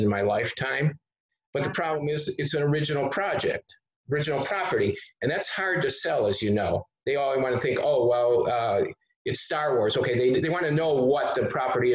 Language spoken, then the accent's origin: English; Detroit, Michigan, United States; I come from Detroit